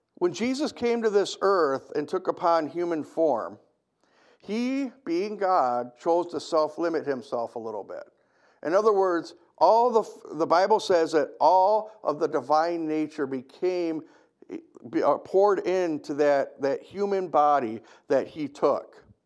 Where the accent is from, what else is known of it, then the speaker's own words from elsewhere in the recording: United States; I love being an American